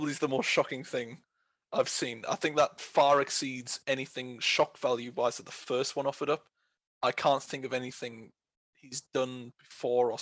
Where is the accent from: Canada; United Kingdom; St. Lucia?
United Kingdom; I'm from Britain